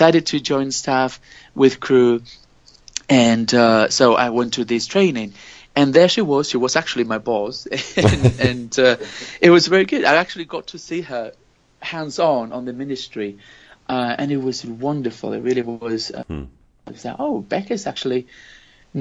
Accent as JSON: {"language": "English", "town": "La Línea de la Concepción", "region": "Andalusia", "country": "Spain", "tie": "born or raised there", "second_language": "English", "lives_now": "Granada, Spain", "said": "I'm Spanish and grew up in Spain"}